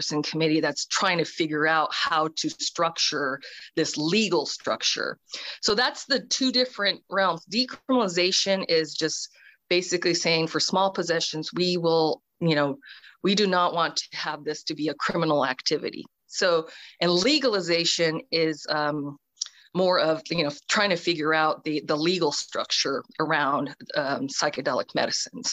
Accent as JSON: {"language": "English", "region": "Washington", "country": "United States", "said": "I'm from Washington State. I'm in Washington State"}